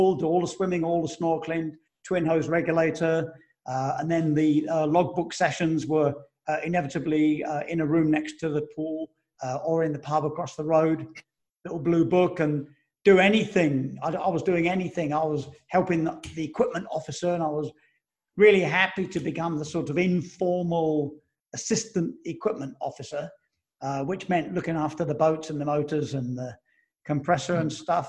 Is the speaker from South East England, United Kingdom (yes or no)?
no; Romford, London, United Kingdom; moved away as an adult; also born or lived in United States; I grew up in Romford, Essex